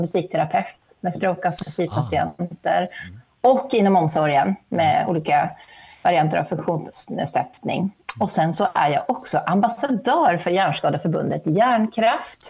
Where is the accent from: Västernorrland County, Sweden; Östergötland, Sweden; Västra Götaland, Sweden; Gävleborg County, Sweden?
Västernorrland County, Sweden; Sundsvall; also born or lived in Härnösand; jag är uppväxt i Sundsvall